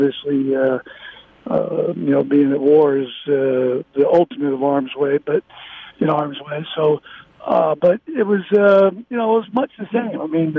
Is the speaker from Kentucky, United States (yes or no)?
no; Virginia Beach, Virginia, United States; also born or lived in Norfolk; I was born in Norfolk, Virginia, and we lived in Virginia Beach growing up.